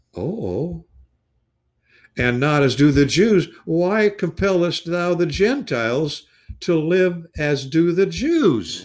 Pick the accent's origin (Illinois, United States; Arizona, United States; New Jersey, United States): Illinois, United States; West Peoria; when I was growing up in West Peoria